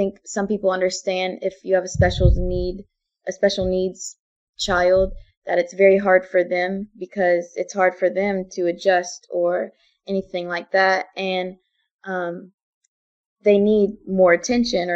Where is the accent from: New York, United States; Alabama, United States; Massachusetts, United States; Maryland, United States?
Alabama, United States; Enterprise; also born or lived in San Antonio, Texas / Hawaii; we came to Enterprise, Alabama. So he worked on Fort Rucker, and he finished out his career at Fort Rucker, and we've stayed there. And we've been at Enterprise for about 12 years now